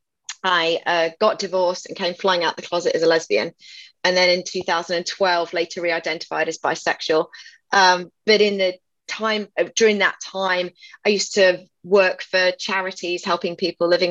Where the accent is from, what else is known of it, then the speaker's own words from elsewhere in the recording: England, United Kingdom; accent: British; moved away as an adult; now in Austin, United States; I was 21 when I left England in 1998.